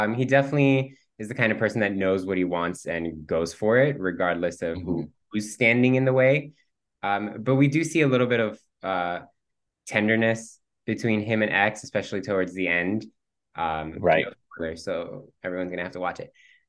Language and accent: English; Cuba; first language Spanish; English is a second language; the fact that I'm Cuban. So my first language was Spanish